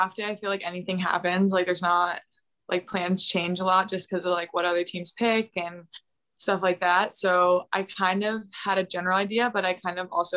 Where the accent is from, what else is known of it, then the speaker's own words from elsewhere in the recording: Cleveland, Ohio, United States; moved away; also born or lived in North Carolina; I'm from Cleveland. I was born there.